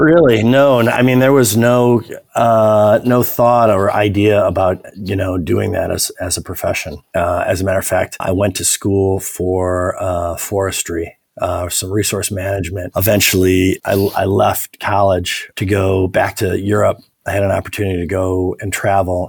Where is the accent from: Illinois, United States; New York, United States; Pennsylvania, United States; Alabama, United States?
Illinois, United States; Evanston; also born or lived in Paris, France; I grew up in Evanston, which is just uh, a north northern suburb of Chicago.